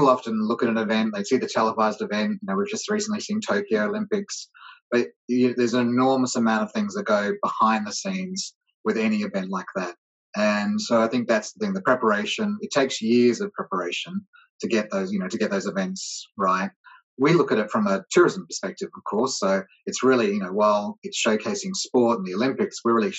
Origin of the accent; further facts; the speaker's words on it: Australia; moved away as an adult; also born or lived in England / London / Sydney; now in New York, United States; I was born in England, but I grew up in Australia, and I started my career in tourism in a place called Adelaide in South Australia